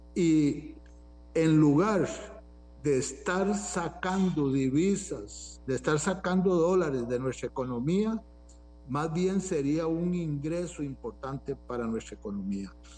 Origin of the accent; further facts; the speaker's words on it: Costa Rica; uno que es eh, tico